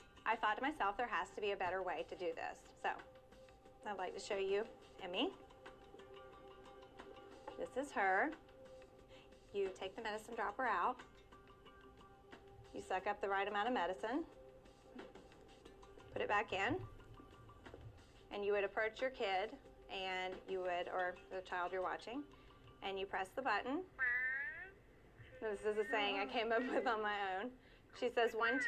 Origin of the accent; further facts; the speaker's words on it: Auburn, Georgia, United States; I'm from Auburn, Georgia, a city you have never heard of. It's tiny, about a mile wide, it has one light.